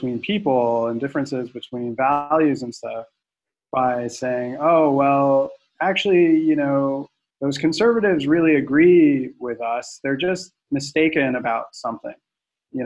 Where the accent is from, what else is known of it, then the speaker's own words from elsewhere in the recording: Central Florida, United States; I grew up in Central Florida